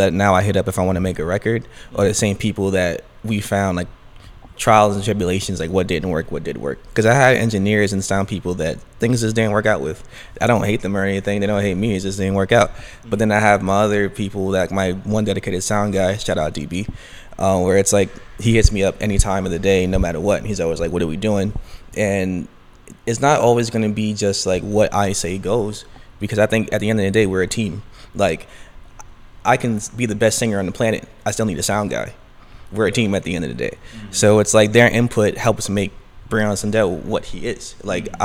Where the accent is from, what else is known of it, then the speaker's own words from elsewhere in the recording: New York City, New York, United States; I'm born and raised in Brooklyn, New York, originally East Flatbush